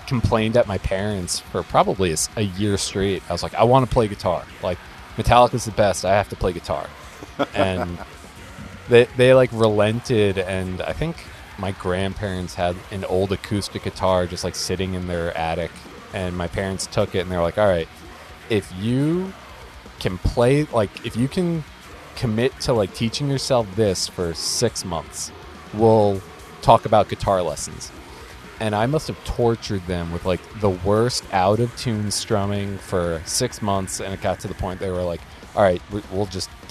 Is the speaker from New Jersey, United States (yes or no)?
yes; New Jersey, United States; I'm from North Jersey, like just outside New York